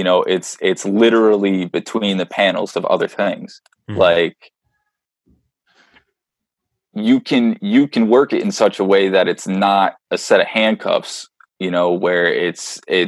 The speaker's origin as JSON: {"language": "English", "country": "Ireland", "said": "I'm an Irishman"}